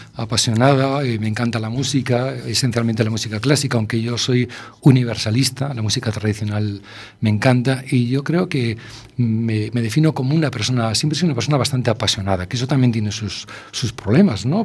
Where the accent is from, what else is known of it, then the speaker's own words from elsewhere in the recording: A Coruña, Galicia, Spain; yo soy un enamorado de La Coruña, lo llevo en, la sangre, ¿no? Yo nací en mi casa, soy de esos niños que nació en su casa